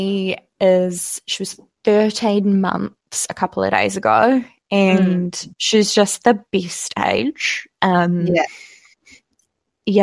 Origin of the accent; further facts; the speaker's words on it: Tauranga, Bay of Plenty, New Zealand; moved away; I am originally from Tauranga